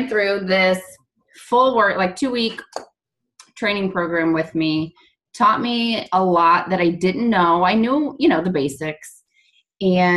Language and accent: English; St. Louis area, Illinois side, United States; now in Kansas, United States; We're originally from like the St. Louis area, but on the Illinois side.